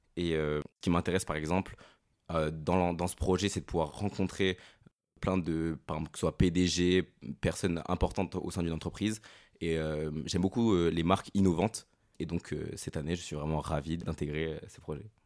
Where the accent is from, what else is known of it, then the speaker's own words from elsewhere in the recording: Périgueux, Nouvelle-Aquitaine, France; je viens de Périgueux et j'étais au lycée Gilles Beaufort